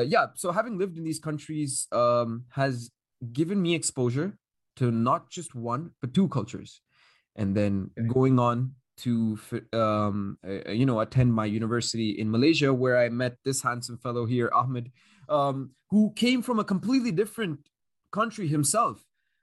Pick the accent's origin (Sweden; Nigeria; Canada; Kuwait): Kuwait; Like when I was here growing up in Kuwait, being exposed to so many sources of media and entertainment, mainly Western media, obviously.